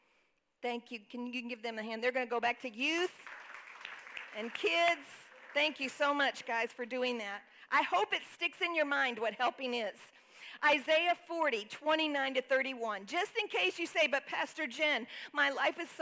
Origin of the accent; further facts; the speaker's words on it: Texas, United States; moved away; I grew up in Texas